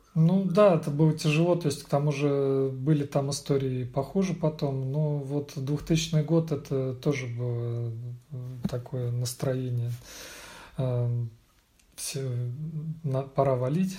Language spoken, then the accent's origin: Russian; Vladimir, Vladimir Oblast, Russia; moved away as an adult; also born or lived in Moscow, Russia; now in Hamburg, Germany; Приехал я из России, родился во Владимире, э, учился в Москве, потом работал в Москве